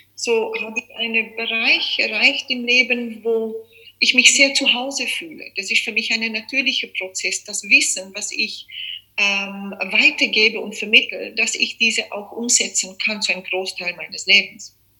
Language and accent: German; South Africa; moved away as an adult; also born or lived in Czech Republic; now in Austria; geboren bin ich in Tschechien, aufgewachsen in Südafrika mein Leben lang